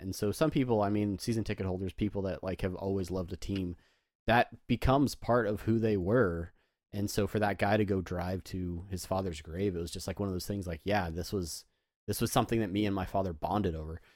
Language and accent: English; San Diego, California, United States; I grew up in San Diego, home of the Padres